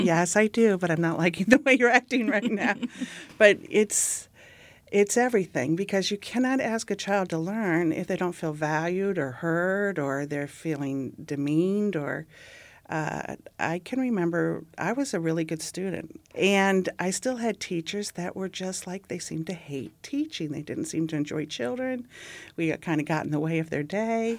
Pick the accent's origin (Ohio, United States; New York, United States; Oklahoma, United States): Ohio, United States; growing up in Ohio